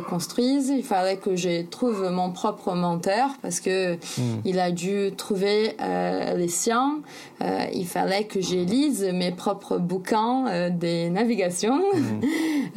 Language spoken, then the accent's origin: French; São Paulo, Brazil; French is a second language; moved away as an adult; j'ai grandi à São Paulo, c'est un peu comme la New York du Brésil.